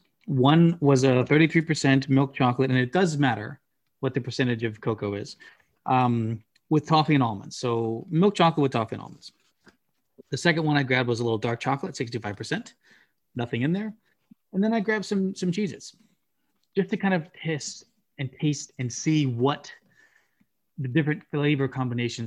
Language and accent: English; United States; As an American, I grew up on artificial cheese flavor